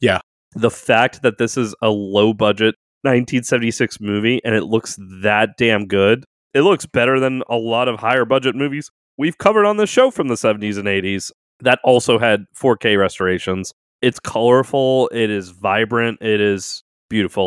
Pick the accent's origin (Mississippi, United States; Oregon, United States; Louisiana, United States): Louisiana, United States; New Orleans; I was born and raised in New Orleans